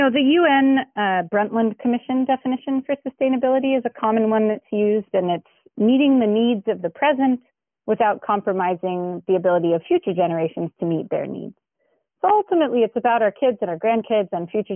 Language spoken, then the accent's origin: English; Los Angeles, California, United States; I grew up in the San Fernando Valley